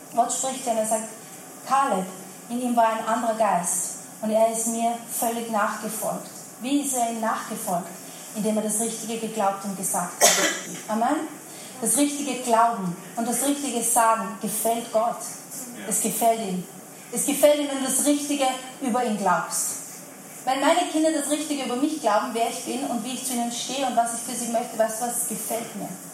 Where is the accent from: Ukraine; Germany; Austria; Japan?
Austria; Vienna; ich bin ein Wiener, was soll ich machen? Österreicher und Wiener